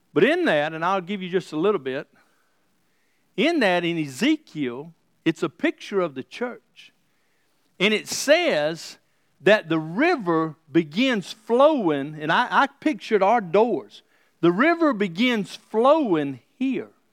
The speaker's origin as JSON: {"language": "English", "region": "the South", "country": "United States", "tie": "born or raised there", "said": "Growing up in the South"}